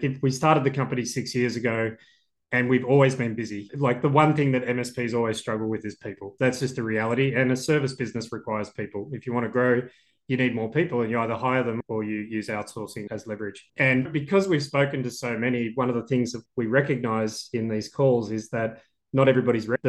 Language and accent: English; Australia; I'm Australian